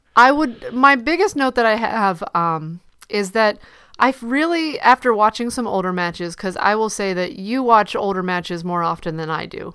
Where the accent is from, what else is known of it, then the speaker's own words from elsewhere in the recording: Ohio, United States; moved away; I'm not from Cleveland, but I am from Ohio